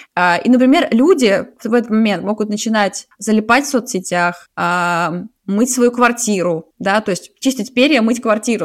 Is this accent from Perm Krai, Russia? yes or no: no; Saint Petersburg, Russia; now in Zurich, Switzerland; я из Питера, а сейчас живу в Цюрихе